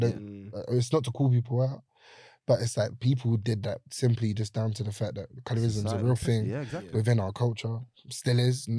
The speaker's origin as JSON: {"language": "English", "town": "Brixton", "region": "London", "country": "United Kingdom", "tie": "born or raised there", "said": "growing up in Brixton was interesting. Like, it was quite wild when I was younger. Now it's a different place."}